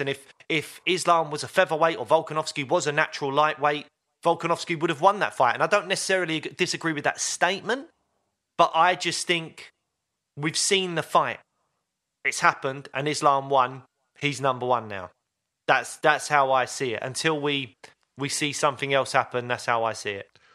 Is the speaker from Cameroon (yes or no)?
no; United Kingdom; as a British M M A fan